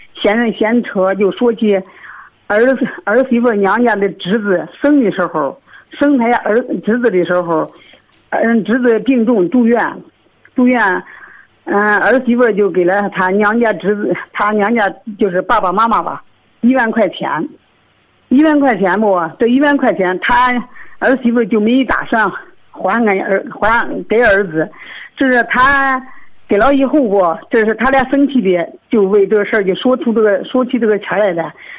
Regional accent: Shijiazhuang, Hebei, China; 我是石家庄的。

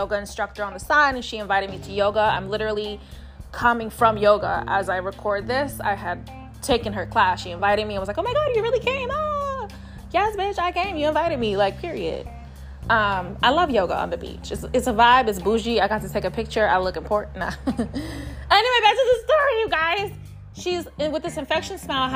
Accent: New York City, New York, United States; I'm from New York City

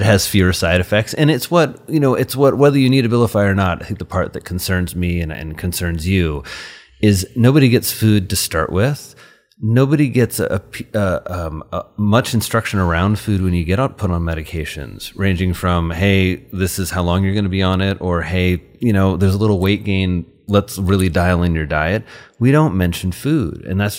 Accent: Indiana, United States; my parents, when I was 6, moved to really, really rural Indiana. So I grew up in Crawford County

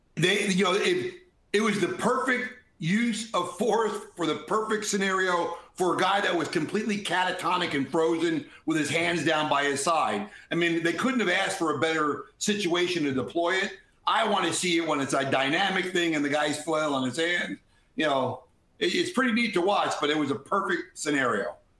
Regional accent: Jersey Shore, New Jersey, United States; I grew up in the Jersey Shore

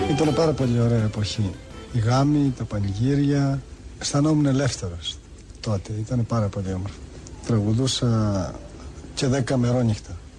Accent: Anogia, Crete, Greece; moved away; Γεννήθηκα στα νόγια της Κρήτης.

